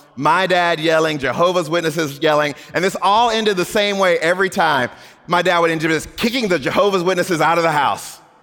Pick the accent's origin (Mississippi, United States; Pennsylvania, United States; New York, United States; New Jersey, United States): Mississippi, United States; Gulf Coast of; I grew up on the Gulf Coast of Mississippi